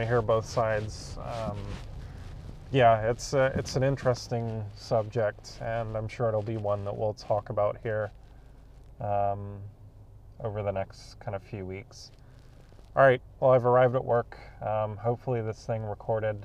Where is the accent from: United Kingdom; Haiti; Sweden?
United Kingdom; England; now in Canada; I grew up in England, I moved to Canada